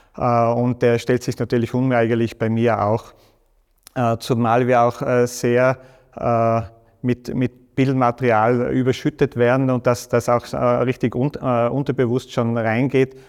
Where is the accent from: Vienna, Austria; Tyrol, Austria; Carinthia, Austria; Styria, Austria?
Tyrol, Austria; Stams; das ist so mein Wald in Stamms, wo ich aufgewachsen bin